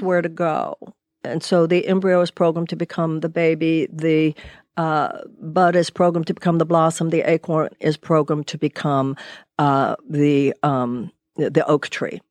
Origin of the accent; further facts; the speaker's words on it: United States; As American women